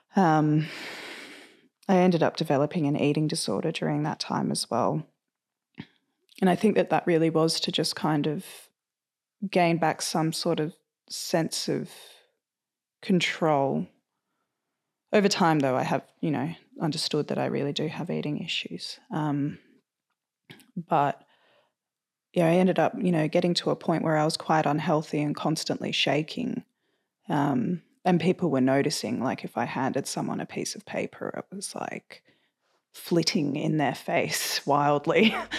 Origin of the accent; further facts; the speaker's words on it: Sydney, New South Wales, Australia; I was born and raised in Sydney. I spent uh, the majority of my time growing up on the lower north shore of Sydney